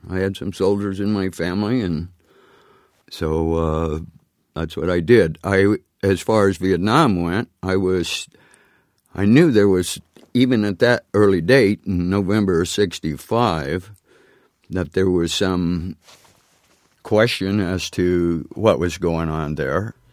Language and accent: English; near Phoenix, Arizona, United States; got a plane from Seattle to, uh, Phoenix, uh, where I was near my home